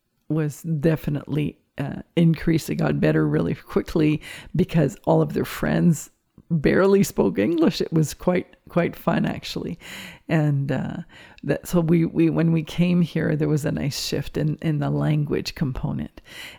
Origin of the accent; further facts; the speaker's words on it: Cornwall, Ontario, Canada; first language French; English is a second language; now in Embrun, Canada; and I came from a small city called Cornwall. And first thing you know, I'm out here in Embrun, and my first language is French.